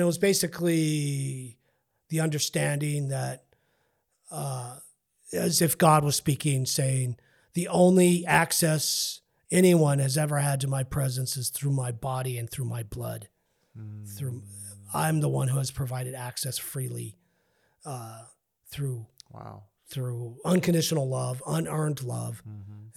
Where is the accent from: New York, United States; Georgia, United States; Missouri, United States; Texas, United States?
Texas, United States; El Paso; I'm from Northeast